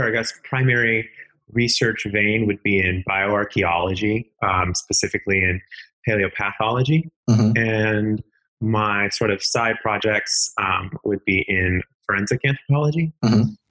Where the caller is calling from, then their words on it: Knoxville, Tennessee, United States; Knoxville, Tennessee.